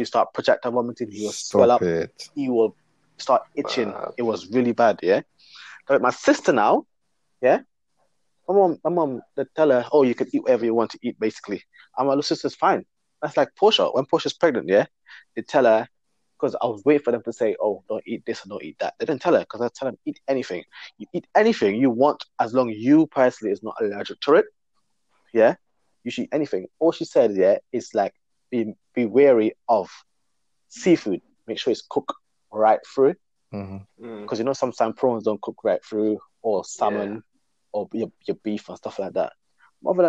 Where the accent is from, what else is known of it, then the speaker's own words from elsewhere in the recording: Guyana; moved away; I was born in Guyana